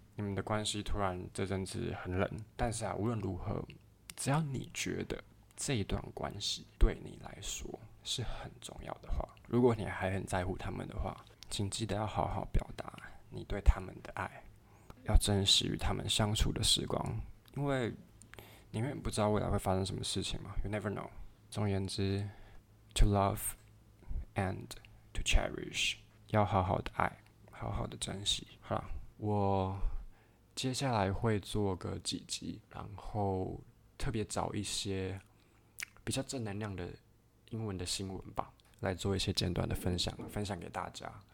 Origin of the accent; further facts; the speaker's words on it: Taipei, Taiwan; moved away as an adult; also born or lived in Kaohsiung; 我是一个台北人，我从小到大，其实家里并不是特别的富裕